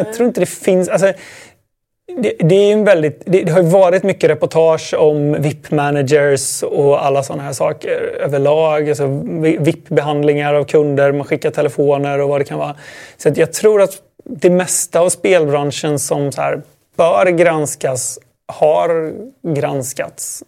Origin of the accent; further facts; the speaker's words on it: Sweden; Det var nog bara jag som var svensk.